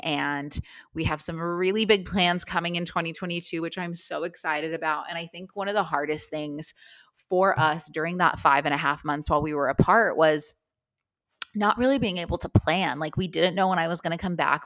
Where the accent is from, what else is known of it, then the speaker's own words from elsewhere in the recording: Las Vegas, Nevada, United States; now in Melbourne, Australia; I am from Las Vegas